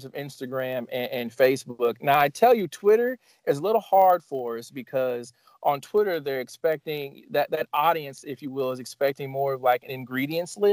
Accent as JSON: {"language": "English", "town": "Evansville", "region": "Indiana", "country": "United States", "tie": "born or raised there", "said": "This is my hometown"}